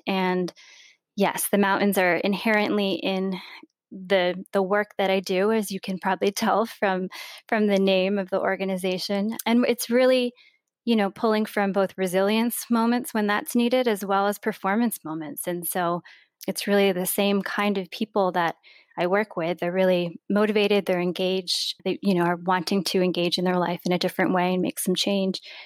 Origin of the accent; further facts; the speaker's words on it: Vermont, United States; growing up in Vermont and having a really strong sense of place